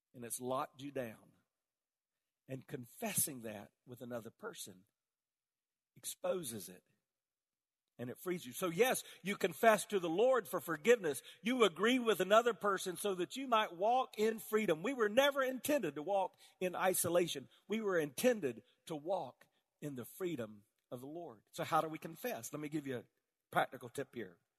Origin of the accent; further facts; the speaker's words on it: South Carolina, United States; I grew up in South Carolina all around tobacco fields